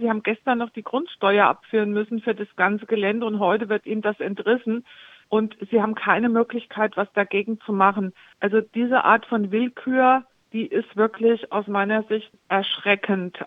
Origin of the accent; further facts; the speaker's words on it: Homberg, Hesse, Germany; also born or lived in Wiesbaden; Ich bin ja aus Wiesbaden vor einigen Jahren erst wieder hier zurückgezogen nach Homberg oben